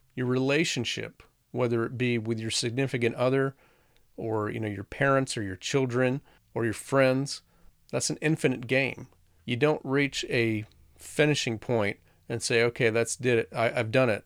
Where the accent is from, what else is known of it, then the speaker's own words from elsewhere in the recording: the South, United States; I grew up in the South